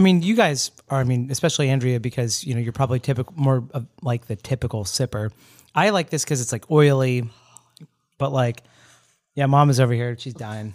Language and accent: English; Orlando, Florida, United States; I'm from Orlando